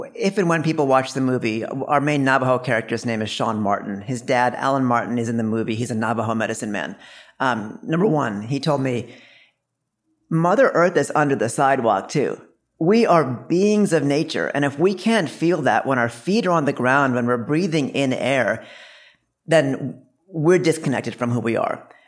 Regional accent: India; we're both from India

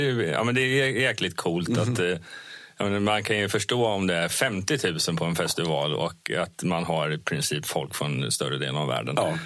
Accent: Vimmerby, Kalmar County, Sweden; moved away; jag, brukar säga att jag är uppvuxen i Vimmerby. Jag är inte född där, men jag är uppvuxen där.

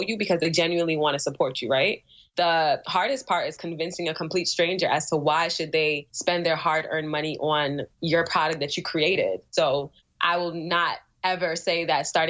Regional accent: New York City, New York, United States; also born or lived in Albany, New York

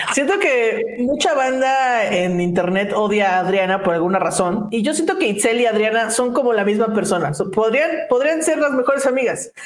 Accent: Mexico; como los mexicanos mismos que decimos

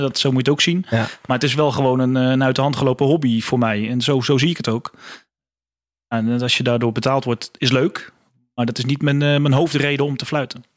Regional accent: Houten, Utrecht, Netherlands; ik zat dus in Houten op school

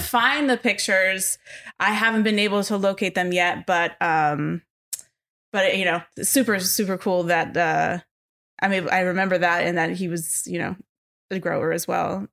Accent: Los Angeles, California, United States; born and raised in L A, North Hollywood

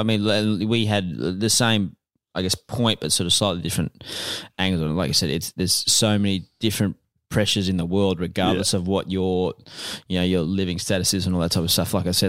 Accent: Australia; We're Australian.

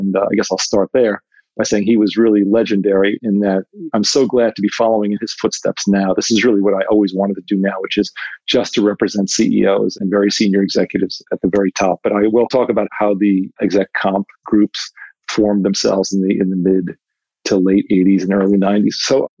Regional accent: New York City, New York, United States; I grew up in Queens, New York, and my grandparents were immigrants from Italy, and my parents were first generation.

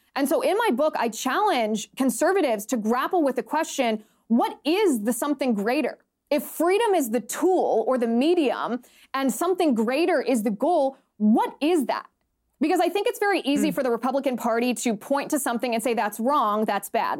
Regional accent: United States; we as as American citizens are

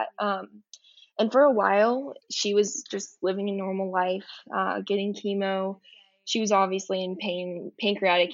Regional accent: Colorado, United States; I'm from Colorado, which is like kind of in the middle of the United States.

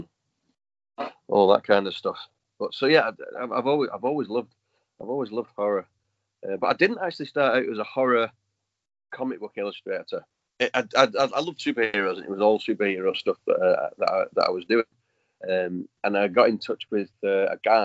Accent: United Kingdom; little town called Lee

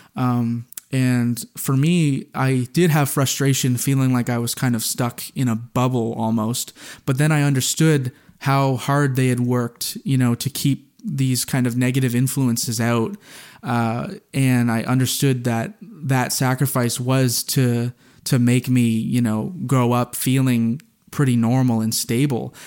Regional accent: New Brunswick, Canada; I'm from New Brunswick

